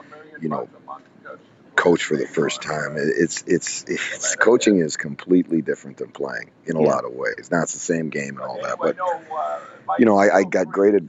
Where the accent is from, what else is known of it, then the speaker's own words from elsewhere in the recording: South Bend, Indiana, United States; I grew up in South Bend.